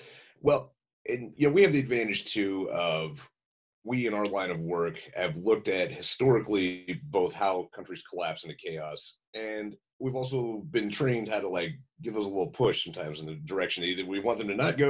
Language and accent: English; Texas, United States; I grew up in Texas, which you might as well be part of the South.